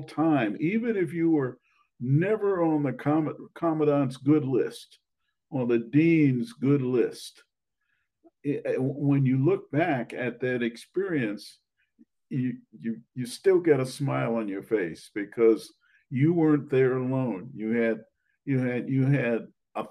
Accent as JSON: {"language": "English", "town": "Washington", "region": "District of Columbia", "country": "United States", "tie": "born or raised there", "said": "I grew up in Washington, D.C."}